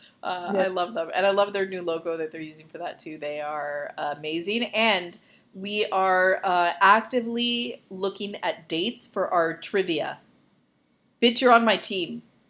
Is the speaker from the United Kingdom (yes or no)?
no; Canada; I'm Canadian